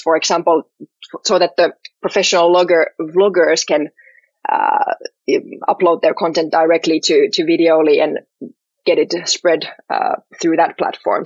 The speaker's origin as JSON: {"language": "English", "town": "Helsinki", "region": "Uusimaa", "country": "Finland", "tie": "born or raised there", "said": "I'm from Helsinki, uh, born and raised here"}